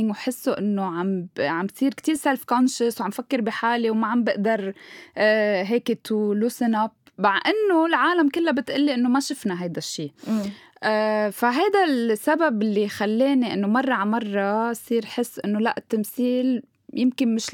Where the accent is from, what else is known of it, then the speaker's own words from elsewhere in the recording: Beirut, Beirut Governorate, Lebanon; لانه انا ربيت هون يعني ربيت ببيروت رحت على المدرسه هون رحت على الجامعه هون بابا لبناني فانا فيني غير واحكي باللهجه السوريه بس انه هيدي لهجتي اللي بحكي فيها